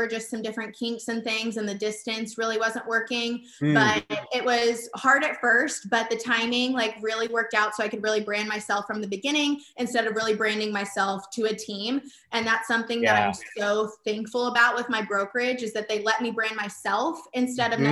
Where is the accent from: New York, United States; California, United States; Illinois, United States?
California, United States; growing up in the Cali, really all we have is cows and ag